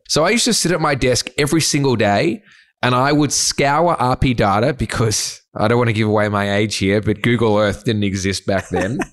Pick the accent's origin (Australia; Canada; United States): Australia; Sydney, New South Wales; I grew up in the North Shore. So if you're not from Sydney, it's not the glitz and glam of the eastern suburbs